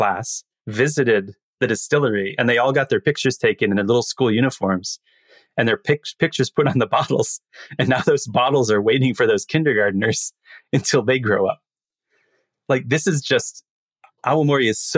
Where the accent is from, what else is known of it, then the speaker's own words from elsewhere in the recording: United States; as an American